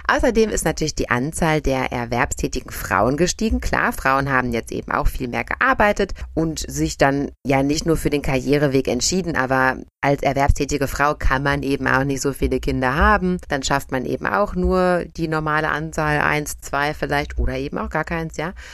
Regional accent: Germany; bei uns in Deutschland

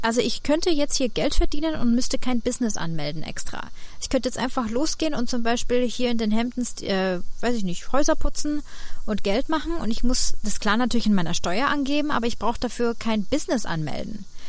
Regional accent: Germany; born or raised there; moved away as an adult; also born or lived in Munich / London; now in New York, United States

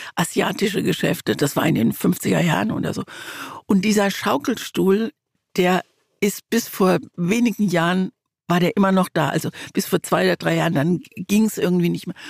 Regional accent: Mannheim, Baden-Württemberg, Germany; also born or lived in East Germany (GDR); wir sind damals 1953 aus der DDR geflohen und unser erster unser erster Ort war Mannheim. Da bin ich dann groß geworden und Mannheim ist wirklich auch ein Stück Heimat

